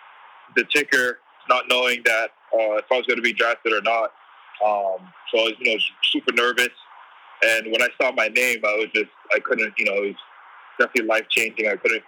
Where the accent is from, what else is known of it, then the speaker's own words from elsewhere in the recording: East Coast, United States; growing up on the East Coast, you don't really get too much opportunities to travel to the West.